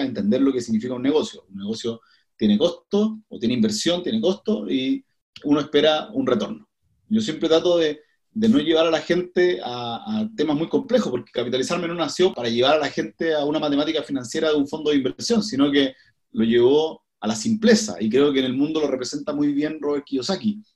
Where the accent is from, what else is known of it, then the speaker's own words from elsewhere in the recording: Coquimbo, Chile; now in Santiago, Chile; soy de Coquimbo. Me vine el año 2005 a, a Santiago